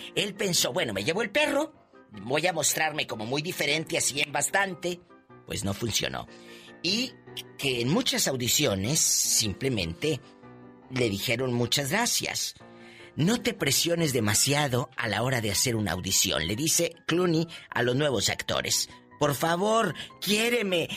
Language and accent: Spanish; Matamoros, Tamaulipas, Mexico; mi amiga y paisana de Matamoros, Tamaulipas